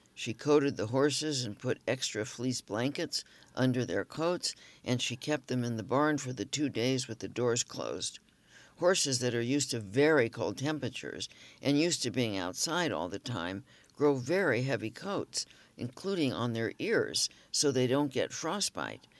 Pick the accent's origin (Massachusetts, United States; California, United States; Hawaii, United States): California, United States; Los Angeles; moved away; Growing up in Los Angeles